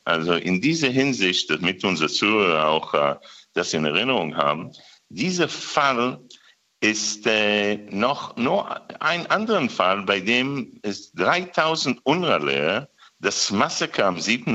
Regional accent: Israel; wir Israelis

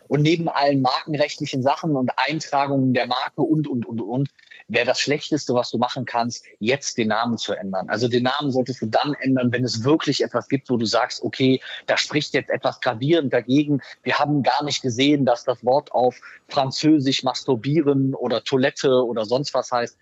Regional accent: Rhineland, Germany; wie wir bei uns im Rheinland sagen

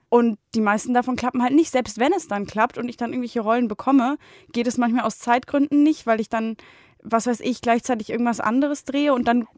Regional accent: Bonn, North Rhine-Westphalia, Germany; moved away as an adult; in Bonn, also in meiner Heimat

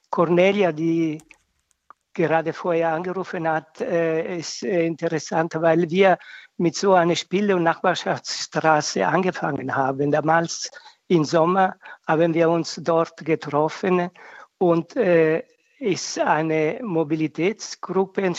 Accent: Italy; Das ist ein Mehrwert, was äh, für mich gerade als Italiener total wichtig ist.

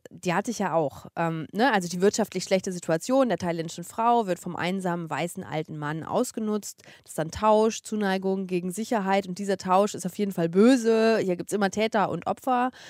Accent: Eifel, Germany; die sind noch zusammen und leben zusammen in meinem Heimatdorf ähm, und schlagen sich gerade durch den Eifler Winter.

